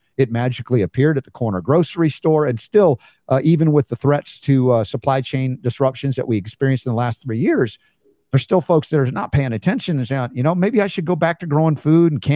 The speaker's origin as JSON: {"language": "English", "country": "United States", "said": "as an American"}